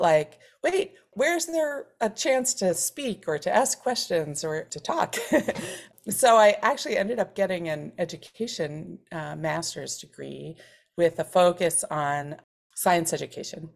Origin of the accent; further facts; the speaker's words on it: Philadelphia, Pennsylvania, United States; I grew up in Center City, Philadelphia, in a family of lawyers